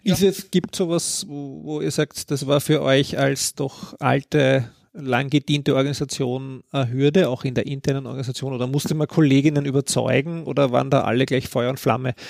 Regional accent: Austria; bei uns in Österreich

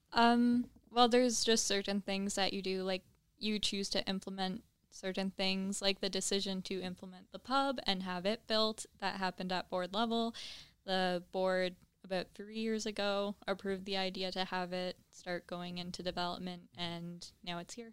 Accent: Trenton, Ontario, Canada; moved away as an adult; now in Kingston, Canada; I'm from Trenton.

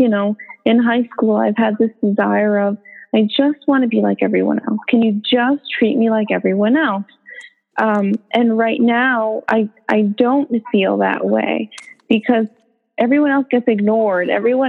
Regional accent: United States; born there; And I'm American born. So there, I felt this, what I'm going to call it is power. Like, well, I'm American born.

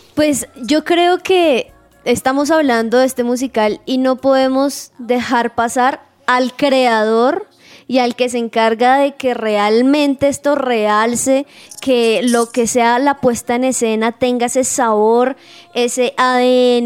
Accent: Sogamoso, Boyacá, Colombia; yo soy de Boyacá, muy orgullosamente sogamoseña

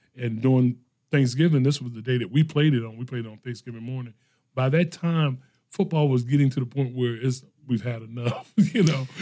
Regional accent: Norfolk, Virginia, United States; I grew up in the Norview area

